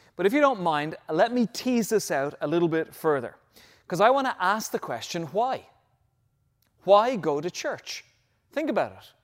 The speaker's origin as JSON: {"language": "English", "country": "Ireland", "tie": "born or raised there", "moved": "yes", "said": "back in my home country, when I was probably in my middle teenage years"}